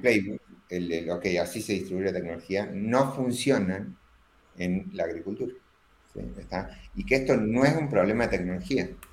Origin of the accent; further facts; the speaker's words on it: Córdoba, Argentina; accent: cordobés; soy argentino, pero no tengo tanto acento argentino, sino tengo acento cordobés